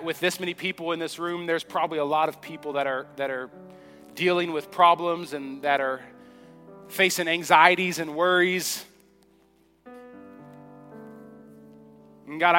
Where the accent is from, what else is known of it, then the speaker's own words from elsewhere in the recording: Oklahoma, United States; I grew up in Sepulveda, Oklahoma.